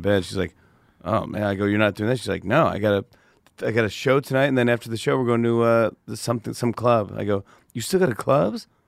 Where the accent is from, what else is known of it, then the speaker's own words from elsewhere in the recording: Saugerties, New York, United States; I grew up in Sauger Days, New York, which is upstate by Kingston, Poughkeepsie, Woodstock